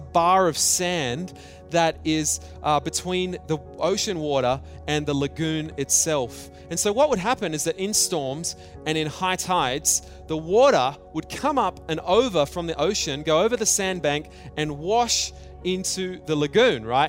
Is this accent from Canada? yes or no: no; Australia; I grew up in Australia